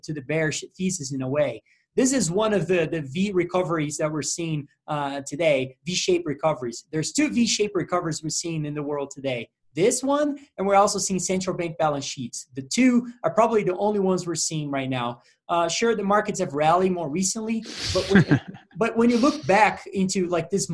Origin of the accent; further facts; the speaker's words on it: Brazil; I'm from Brazil